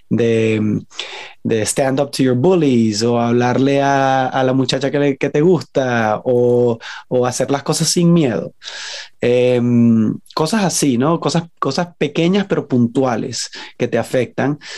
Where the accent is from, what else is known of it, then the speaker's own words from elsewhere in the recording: Venezuela; moved away; aunque he vivido la mayoría de mi vida en el exterior, cuando la gente me pregunta qué eres, soy venezolano, pues.